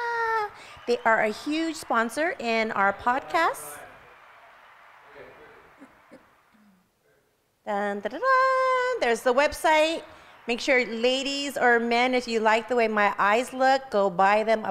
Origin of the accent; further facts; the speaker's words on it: Los Angeles, California, United States; I'm from Los Angeles, California.